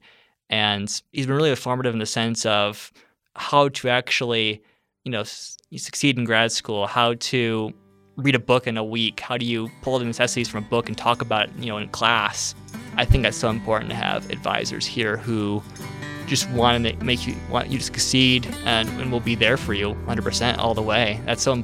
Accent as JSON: {"language": "English", "town": "Alma", "region": "Michigan", "country": "United States", "moved": "yes", "said": "I'm from Alma, Michigan. It's a small city in the middle of the Lower Peninsula, Michigan"}